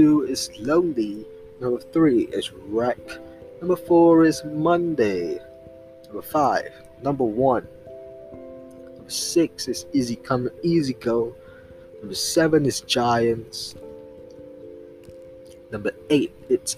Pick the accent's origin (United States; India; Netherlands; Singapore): Singapore; I'm actually from Singapore